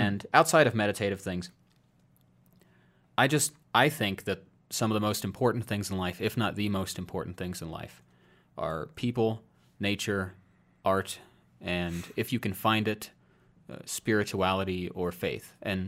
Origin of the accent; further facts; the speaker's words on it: Iowa, United States; moved away; I moved out of my home state of Iowa largely because I wanted to make sure I didn't just kind of get so comfortable I would never leave.